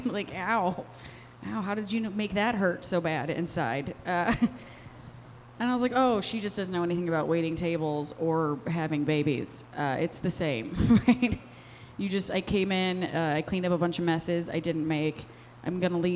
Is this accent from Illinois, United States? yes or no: yes; Westmont, Illinois, United States; now in Chicago, United States; I'm from Westmont, okay? I was born plain white trash.